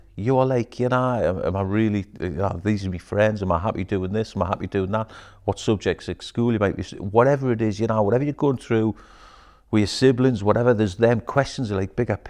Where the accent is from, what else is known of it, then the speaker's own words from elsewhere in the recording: Newcastle upon Tyne, North East England, United Kingdom; I grew up in Bladen, in Newcastle.